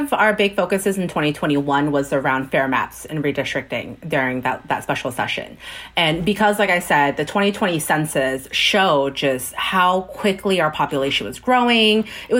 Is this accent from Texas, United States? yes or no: yes; Fort Bend County, Texas, United States; And I'm actually from Fort Bend County. That's where I grew up. And so the districts that they were splitting was the districts that my parents live in.